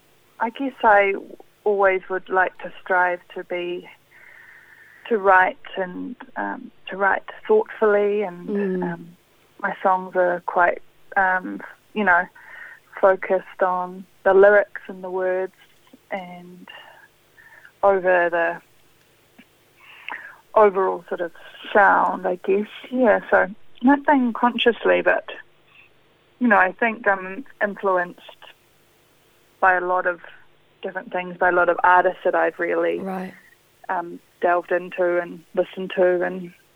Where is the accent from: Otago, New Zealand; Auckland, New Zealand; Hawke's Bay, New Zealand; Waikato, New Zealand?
Auckland, New Zealand; born there; I was born in Auckland, in Devonport.